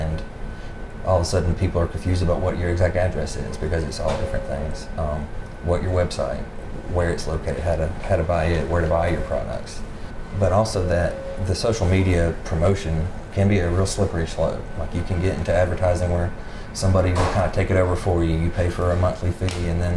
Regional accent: Fork Shoals, South Carolina, United States; also born or lived in Travelers Rest, South Carolina; I grew up in Fork Shoals.

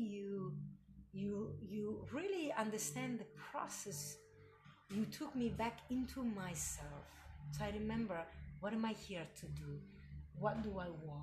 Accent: Milan, Lombardy, Italy; moved away; my growing up in Milano

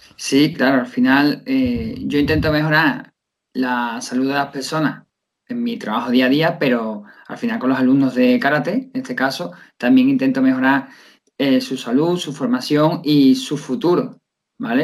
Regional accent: Seville, Andalusia, Spain; soy un profesor de Sevilla que llevo dando clases de karate desde hace 12 años

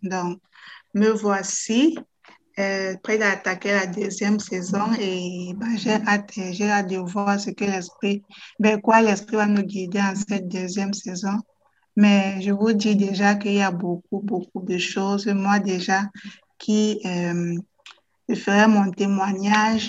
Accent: Cameroon; also born or lived in Netherlands; now in Belgium; je suis camerounaise

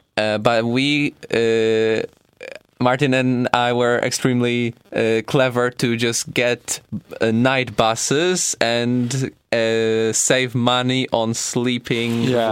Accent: Poland; we're from Poland

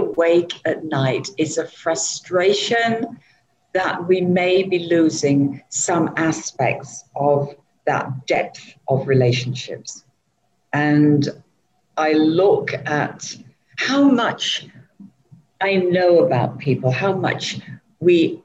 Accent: England, United Kingdom; moved away as an adult; now in Southeast Asia; I'm originally from England

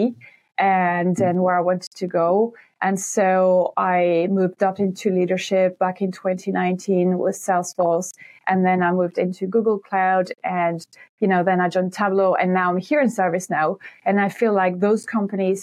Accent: near Montpellier, Occitania, France; moved away as an adult; now in Ireland; I am French from the south of France. Some people might know Montpellier. So my hometown is right next to Montpellier.

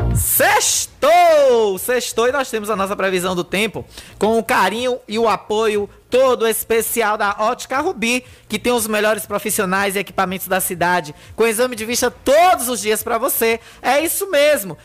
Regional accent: Riachão do Jacuípe, Bahia, Brazil; minha terra linda, Riachão do Jacuípe

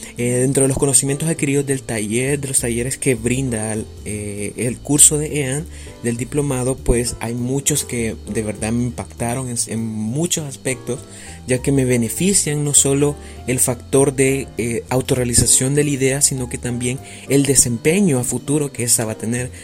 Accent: El Salvador; soy del país del Salvador

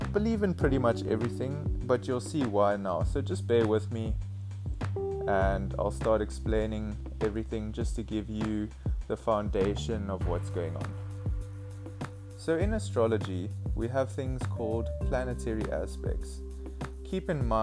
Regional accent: Cape Town, Western Cape, South Africa; I'm currently 22 years old and I'm from Cape Town, South Africa

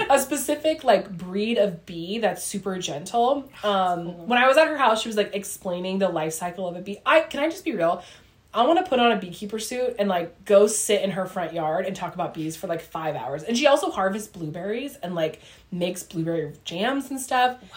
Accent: Ramona, California, United States; We grew up in Ramona in San Diego.

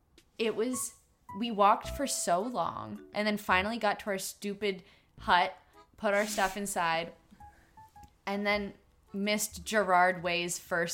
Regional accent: Canada; they were like, what accent is that? And we were like, we're Canadian.

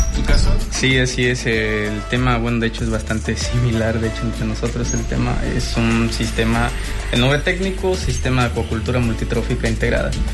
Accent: Puerto Morelos, Quintana Roo, Mexico; now in Cozumel, Mexico; yo soy de Puerto Morelos

